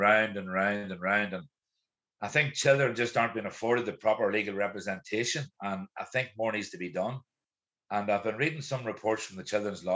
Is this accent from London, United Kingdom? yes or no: no; East Tyrone, Northern Ireland, United Kingdom; I grew up in Arbaugh in the 1980s and 90s